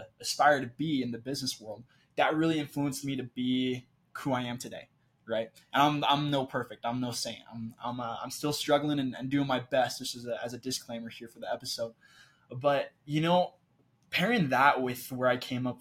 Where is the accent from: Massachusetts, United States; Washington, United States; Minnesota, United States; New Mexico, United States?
Washington, United States; Clarkston; moved away as an adult; also born or lived in southern Brazil; now in Utah, United States; I'm from Clarkson, Washington. It's a small town in southeastern Washington, population about 30,000. I grew up as a small town kid